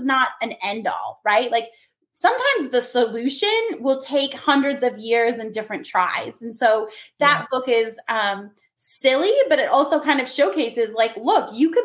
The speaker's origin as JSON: {"language": "English", "region": "Minnesota", "country": "United States", "tie": "born or raised there", "also_born_or_lived": "Germany", "moved": "yes", "said": "I had done an author visit to my hometown in Minnesota"}